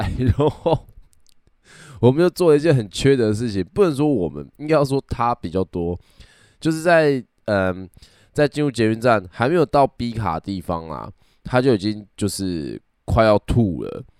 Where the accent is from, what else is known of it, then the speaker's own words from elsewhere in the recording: Kaohsiung, Taiwan; 那因为我本身是高雄人，所以呢，那个时候我们就是去高雄的热炒店喝酒。